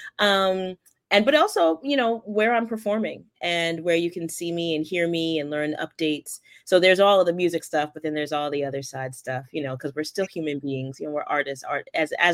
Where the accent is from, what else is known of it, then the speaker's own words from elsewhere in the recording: Stratford, Connecticut, United States; moved away as an adult; now in Teaneck, United States; I grew up in Stratford, Connecticut.